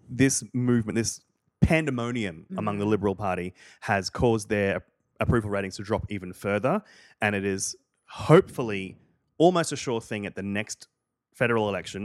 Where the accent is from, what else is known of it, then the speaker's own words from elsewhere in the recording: Queensland, Australia; I grew up in Queensland, which is like if Florida and Texas had a humid racist baby.